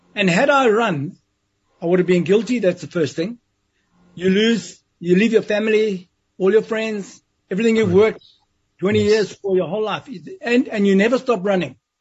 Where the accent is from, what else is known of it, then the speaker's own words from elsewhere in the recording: West Nicholson, Matabeleland South, Zimbabwe; a little place called West Nicholson in southern Rhodesia, which is now Zimbabwe. Mm-hmm. And, and that's where my life started.